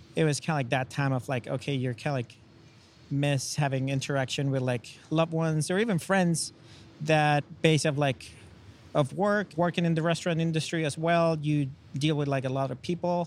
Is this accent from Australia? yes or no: no; Chile; English is a second language; now in United States; I'm original from Chile. I moved to the States uh, about nine years ago